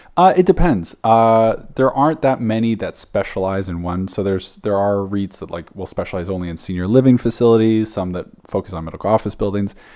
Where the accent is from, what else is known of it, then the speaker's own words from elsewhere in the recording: South Africa; I'm from South Africa